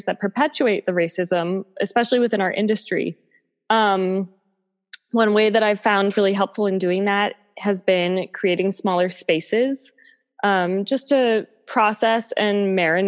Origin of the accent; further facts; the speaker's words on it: Boston, Massachusetts, United States; moved away as an adult; also born or lived in Pittsburgh, Pennsylvania; now in New York, United States; I'm from the Boston area.